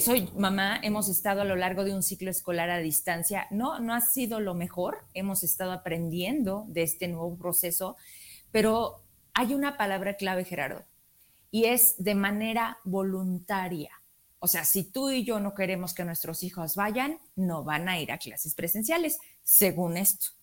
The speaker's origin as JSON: {"language": "Spanish", "region": "Zacatecas", "country": "Mexico", "said": "yo como mexicana, zacatecana"}